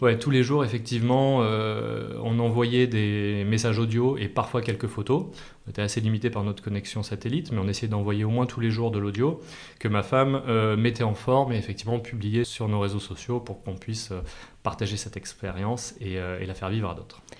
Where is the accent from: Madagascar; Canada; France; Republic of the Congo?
France; Clermont-Ferrand, Auvergne-Rhône-Alpes; moved away as an adult; also born or lived in Paris region; now in Aix-en-Provence, France; j'ai grandi en Massif Central, Clermont-Ferrand